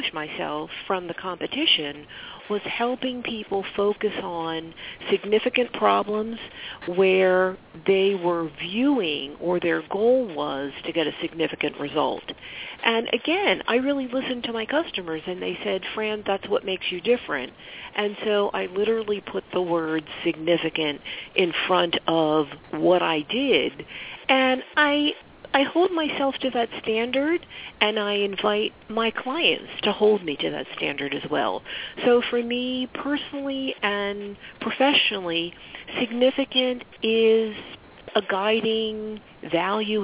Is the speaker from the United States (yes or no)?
yes; Philadelphia, Pennsylvania, United States; also born or lived in Pittsburgh, Pennsylvania / New Jersey; I'm originally from Philadelphia.